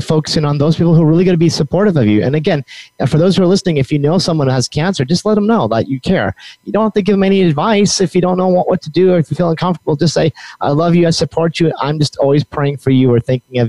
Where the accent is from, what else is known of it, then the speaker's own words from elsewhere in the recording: New Mexico, United States; I'm from New Mexico